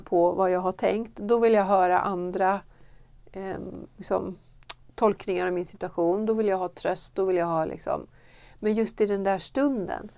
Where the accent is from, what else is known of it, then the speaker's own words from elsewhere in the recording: Sweden; i de kyrkor jag har varit här hemma i Sverige